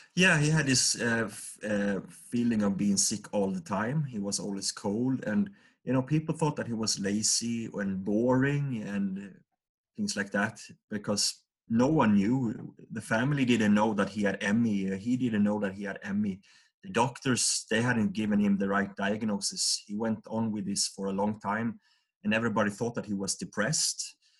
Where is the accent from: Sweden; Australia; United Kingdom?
Sweden; Vaggeryd, Jönköping County; we grew up in a small town called Vaggeryd. It's about uh, 5,000 people living there, and this is in the south of Sweden, uh, in uh, the Jönköping region